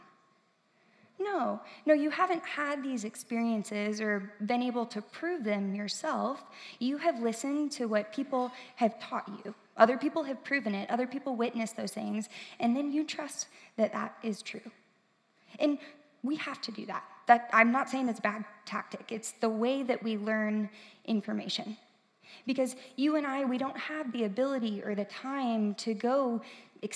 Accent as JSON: {"language": "English", "town": "St. Louis", "region": "Missouri", "country": "United States", "tie": "born or raised there", "moved": "as an adult", "lives_now": "Columbia, United States", "said": "I am from St. Louis. I grew up there"}